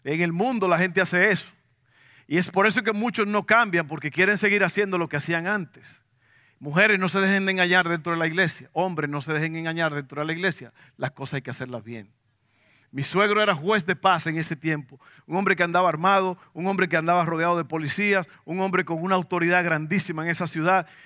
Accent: Dominican Republic; now in Abilene, United States; yo me vine desde la República Dominicana, tierra de sol, aguas azules y arenas blancas. Me vine a Abilene, Texas, un lugar de tierra roja frío, ahí no hay nada.

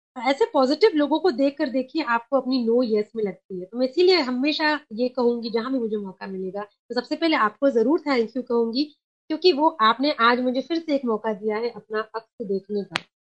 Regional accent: Kolkata, West Bengal, India; first language Sindhi; Hindi is a second language; moved away as an adult; also born or lived in Mumbai / Gwalior; now in Madhya Pradesh, India; मैं बंगाल से हूँ और मैंने अपना पूरा बचपन ना देखा है

